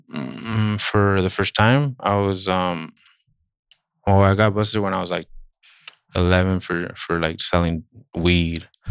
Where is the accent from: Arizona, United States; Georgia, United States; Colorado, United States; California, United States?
California, United States; Santa Barbara; I grew up in Santa Barbara